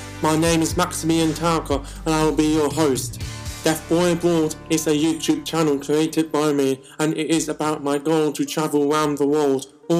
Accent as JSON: {"language": "English", "country": "Austria", "also_born_or_lived": "England", "said": "I am deaf and I speak. I come from Austria and England."}